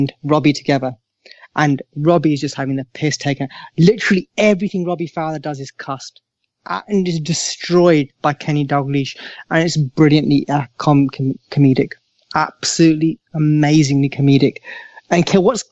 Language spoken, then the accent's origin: English; Southall, London, United Kingdom; Growing up in Southall